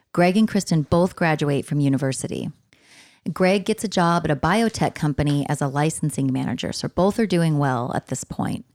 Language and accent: English; San Diego area, California, United States; these places are in my hometown already